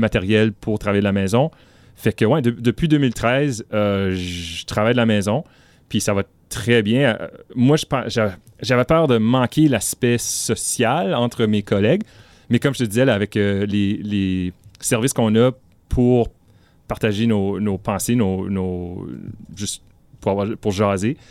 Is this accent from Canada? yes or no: yes; northern Ontario, Canada; also born or lived in Ottawa, Canada / Marathon, Ontario; je viens du nord de l'Ontario